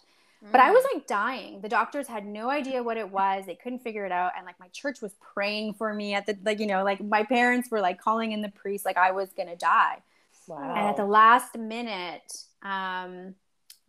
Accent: Poland; now in Winnipeg, Canada; I was born in Poland. I now live in Canada in Winnipeg.

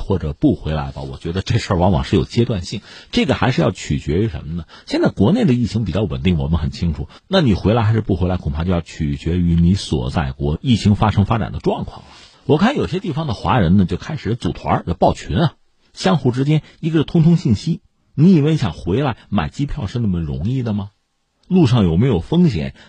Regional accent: China; 我们是中国人，

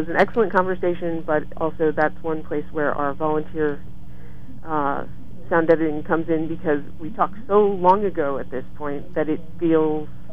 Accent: Florida, United States; now in Lewisburg, United States; I grew up in Florida

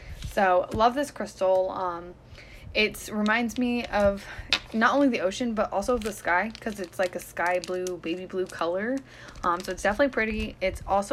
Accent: California, United States; moved away; I'm from California, where I was 15 minutes, 20 minutes away from the ocean

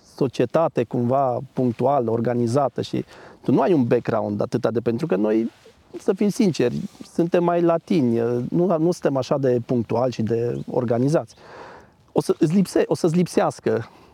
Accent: Agnita, Sibiu County, Romania; moved away as an adult; also born or lived in United Kingdom / Denmark; Sunt de aici. Uh, de fapt, de 10 km m-am născut în Agnita și bunicii sunt din satul vecin

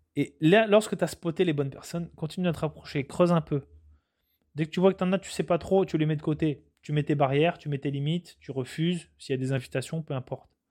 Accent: France; moved away as an adult; now in Quebec, Canada; Je suis un Français qui suis venu au Canada. Je me suis adapté aux, coutumes, aux valeurs québécoises.

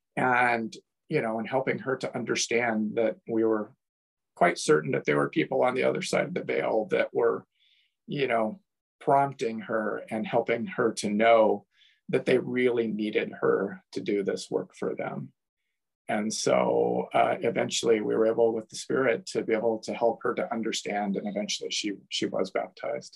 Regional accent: Toledo, United States; moved away as an adult; also born or lived in Portland, Oregon; growing up in Toledo

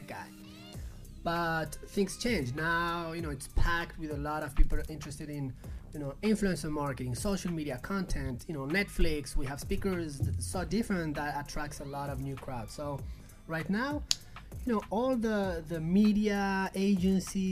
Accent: Paris, Île-de-France, France; moved away as an adult; also born or lived in Barcelona / Colombia; I was raised in Paris, but then I moved to Barcelona when I was 20 and I started the business in Barcelona

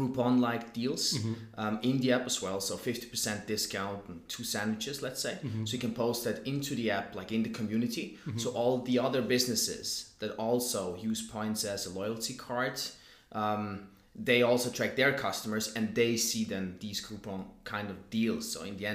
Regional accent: Zurich, Switzerland; Born and raised in Zurich

